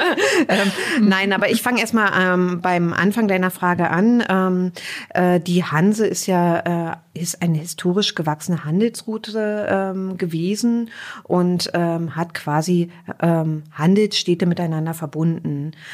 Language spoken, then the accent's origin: German; Stendal, Saxony-Anhalt, Germany; moved away as an adult; also born or lived in Berlin / New York / Australia / Cape Town; Ich bin gebürtige Altmerkerin. Ich bin in Stendal geboren und ähm, bin auch bis zur Schulzeit dort geblieben, kenne die Altmark also aus den Kinder- und Jugendtagen